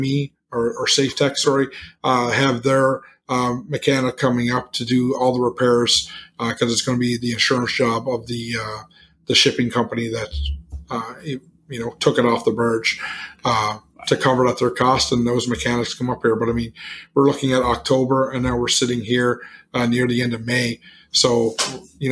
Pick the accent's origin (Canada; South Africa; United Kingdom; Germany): Canada; I'm from Canada. I say a flat or a 24-pack